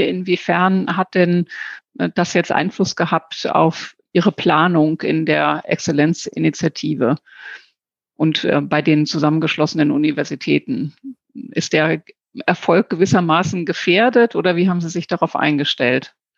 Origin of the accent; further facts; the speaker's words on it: Lower Saxony, Germany; auch aus Niedersachsen, so wie ich.